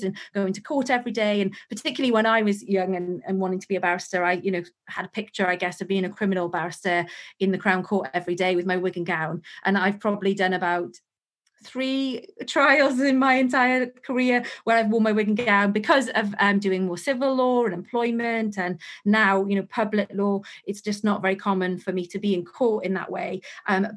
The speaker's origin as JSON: {"language": "English", "region": "Wales", "country": "United Kingdom", "said": "I am from Wales, so I didn't want to move to London"}